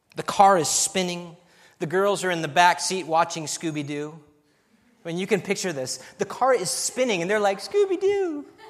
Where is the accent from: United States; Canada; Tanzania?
United States; California; moved away as an adult; also born or lived in Albania; I'm from California